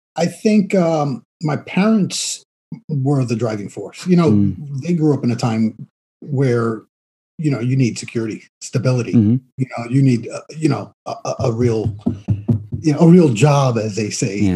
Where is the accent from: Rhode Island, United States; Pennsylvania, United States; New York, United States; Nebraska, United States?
New York, United States; New York City; also born or lived in Queens, New York / Long Island; I grew up in the South Bronx